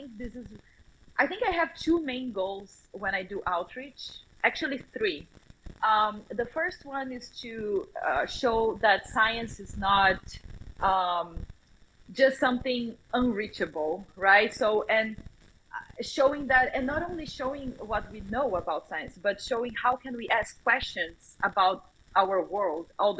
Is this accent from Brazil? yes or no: yes; Brazil; English is a second language; moved away; the country that I grew up